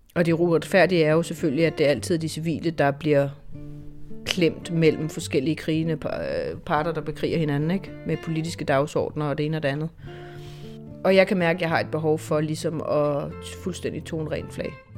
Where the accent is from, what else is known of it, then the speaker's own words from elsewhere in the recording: Denmark; jeg er journalist, jeg er fra Danmark, vi er fra Dansk Fjernsyn